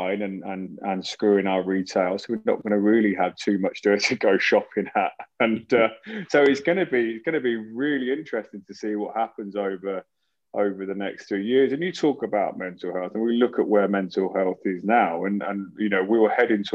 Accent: Northampton, East Midlands, United Kingdom; growing up in Northampton

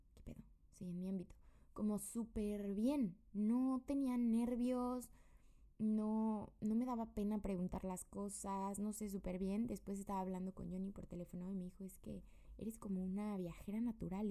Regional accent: Querétaro, Mexico; moved away as an adult; vengo de México

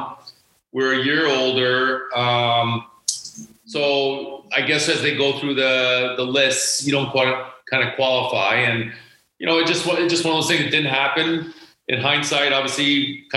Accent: Toronto, Ontario, Canada; growing up in Toronto, I wanted to play in the OHL

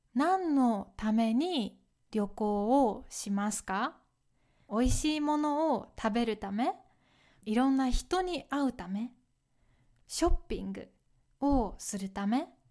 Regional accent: Kyoto, Japan; moved away; also born or lived in Okayama Prefecture; 私は京都出身なので

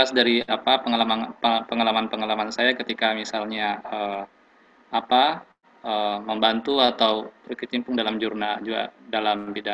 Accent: Southeast Sulawesi, Indonesia; kemudian saya dari Sulawesi Tenggara.

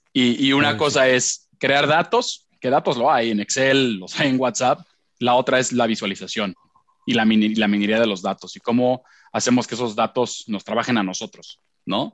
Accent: Puebla, Mexico; also born or lived in Miami / Long Island, New York; yo soy de Puebla

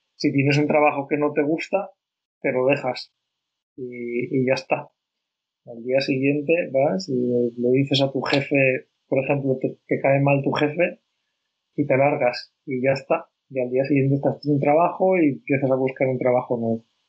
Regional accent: Spain; yo, yo que soy de España, en España, eh, somos muy, muy al revés

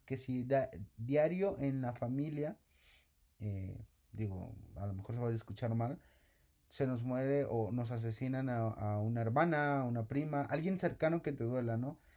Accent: Mexico

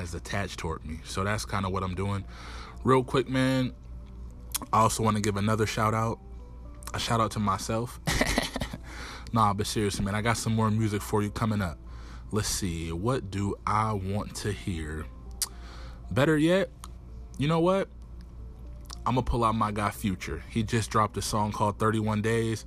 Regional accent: Erie, Pennsylvania, United States; I'm originally from Erie, Pennsylvania, 814 to Foe, 23rd and East Ave

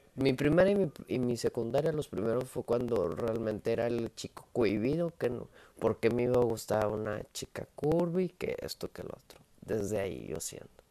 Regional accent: Monterrey, Nuevo León, Mexico; Soy montano, soy de Monterrey

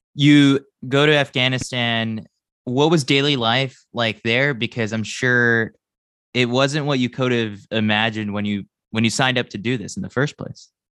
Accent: New York, United States; as a New Yorker

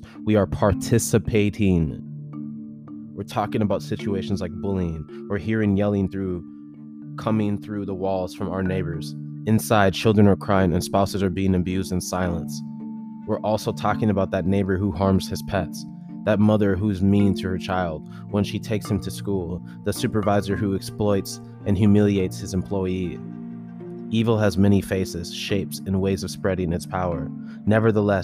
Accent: United States; I was born and raised in America

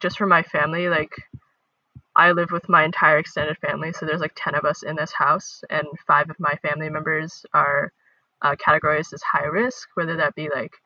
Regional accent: Dallas, Texas, United States; I'm from Dallas, Texas.

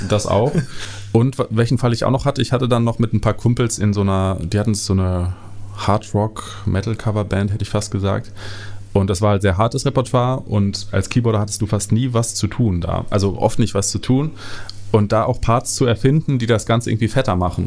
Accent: Bad Berleburg, North Rhine-Westphalia, Germany; moved away; ich komme aus Bad Berleburg. Ähm, das ist eine Kleinstadt, eine sehr, sehr kleine Stadt, ähm, unten in NRW, in Südwestfalen, mhm. Ähm, die sehr abgelegen ist und ähm, da bin ich aufgewachsen

